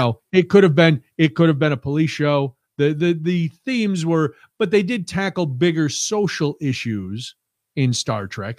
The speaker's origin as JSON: {"language": "English", "country": "United States", "said": "I'm American"}